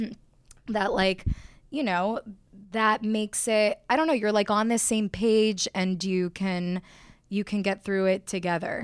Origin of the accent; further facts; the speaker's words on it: Miami, Florida, United States; moved away as an adult; also born or lived in Austin, Texas; I grew up in Miami